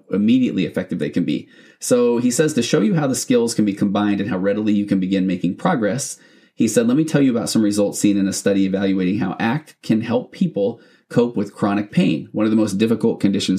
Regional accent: Utah, United States; moved away as an adult; I grew up in Utah, but I haven't been back there or I haven't lived there in 20-something years

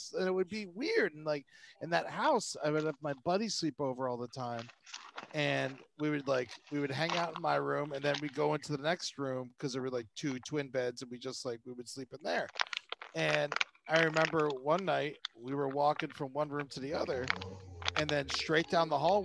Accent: Florida, United States; moved away; I grew up in Florida

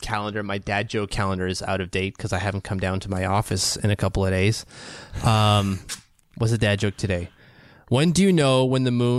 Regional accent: Canada; Hell, as a Canadian, we've seen Casey Cizikas kill penalties like a champion for years.

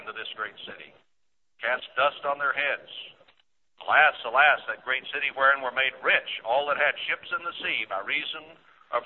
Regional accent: United States

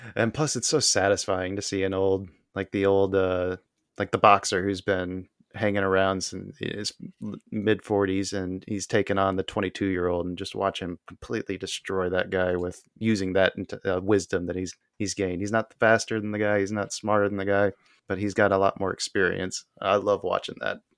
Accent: Tucson, Arizona, United States; also born or lived in Houston, Texas / Phoenix, Arizona / Casa Grande, Arizona; now in Illinois, United States; I grew up in Tucson. I was born in Houston

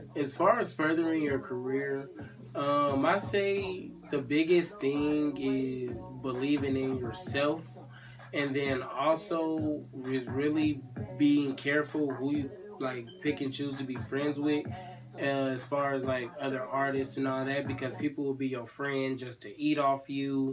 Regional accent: California, United States; now in Atlanta, United States; California, like the West Coast, we got a dry heat

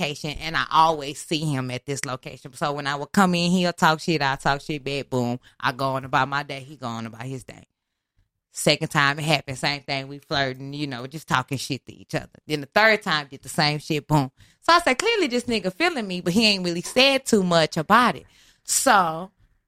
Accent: Houston, Texas, United States; moved away; I'm from the North Side

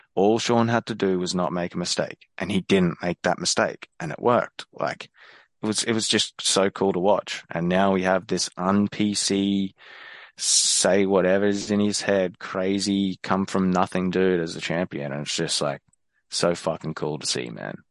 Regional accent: Australia; as an Aussie

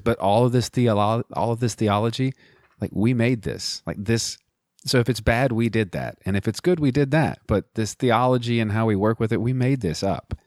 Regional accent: United States; as an American

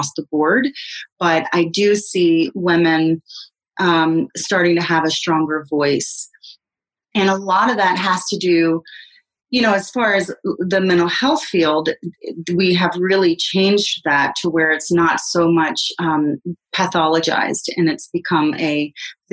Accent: the South, United States; moved away; I grew up in the South, and when I go back to the South

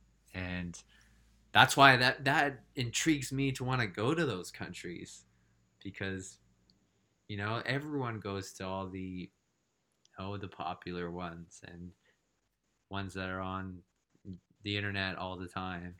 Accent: Canada; moved away; as a Canadian

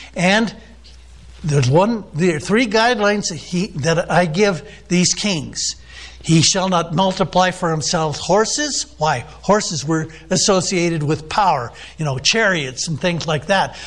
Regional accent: United States; I'm an American

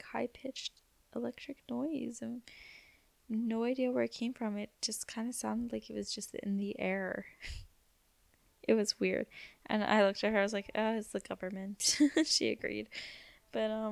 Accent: Canada; we're Canadian

